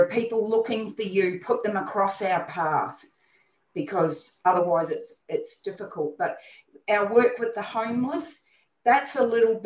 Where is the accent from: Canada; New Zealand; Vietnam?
New Zealand; now in Brisbane, Australia; I'm not Australian born, I'm a New Zealander, but I have Australian citizenship.